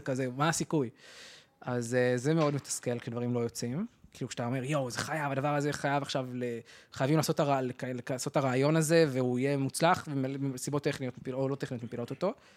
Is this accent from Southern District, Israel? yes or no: yes; Arad, Southern District, Israel; גדלתי בערד